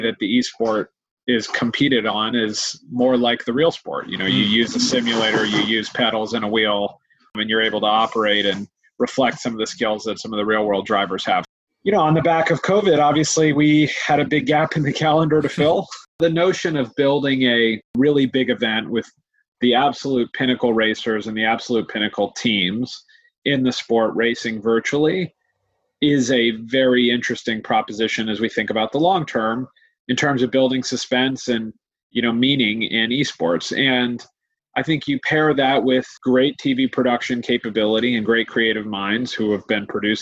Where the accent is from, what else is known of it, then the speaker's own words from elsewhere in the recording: United States; accent: American; moved away as an adult; now in London, United Kingdom; as you can hear from my accent, I came from the US